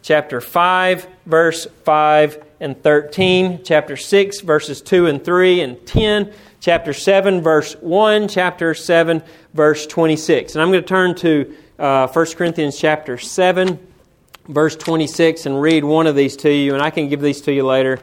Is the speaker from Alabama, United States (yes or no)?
yes; Florence, Alabama, United States; also born or lived in Tennessee; I'm from Florence, Alabama, but I grew up 1 mile from Tennessee